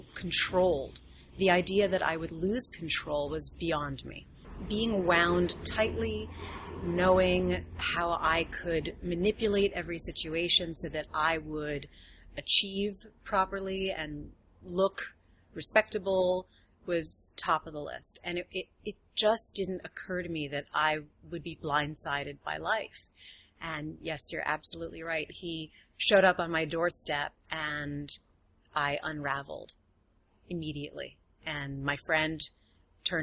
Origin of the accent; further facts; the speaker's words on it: New York City, New York, United States; moved away as an adult; also born or lived in Silicon Valley; I was raised in Manhattan